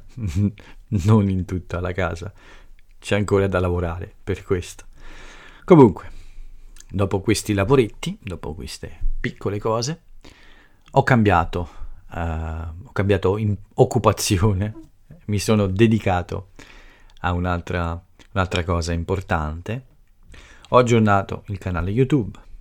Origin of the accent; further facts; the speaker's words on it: Italy; first language Italian; qui nel mio paese